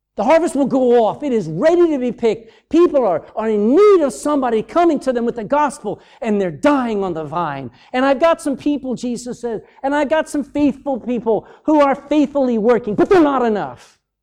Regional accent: United States; moved away; I'm American

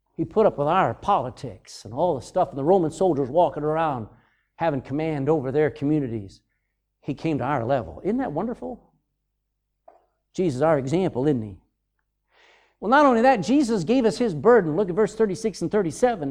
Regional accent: United States; moved away; I'm American

